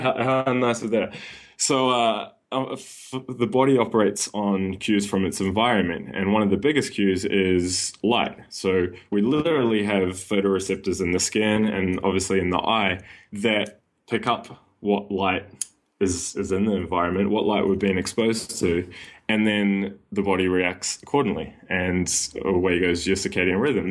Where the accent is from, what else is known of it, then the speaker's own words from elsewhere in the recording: New Zealand; moved away as an adult; now in Sydney, Australia; I was born and raised in New Zealand